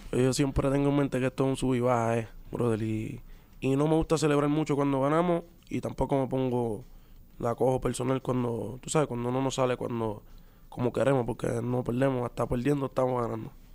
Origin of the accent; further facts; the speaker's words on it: Puerto Rico; los boricuas somos así también